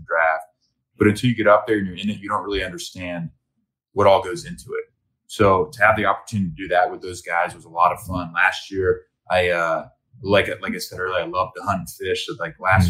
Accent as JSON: {"language": "English", "town": "Cincinnati", "region": "Ohio", "country": "United States", "tie": "born or raised there", "said": "I grew up in Ohio in a small private old boys school."}